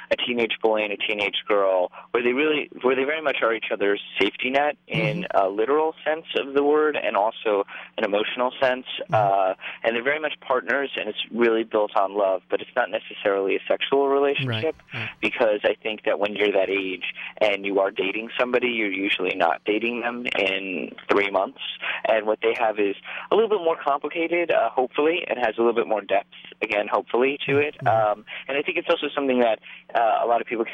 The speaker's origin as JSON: {"language": "English", "town": "New York City", "region": "New York", "country": "United States", "tie": "born or raised there", "said": "I'm not from the Bronx. I'm from downtown New York."}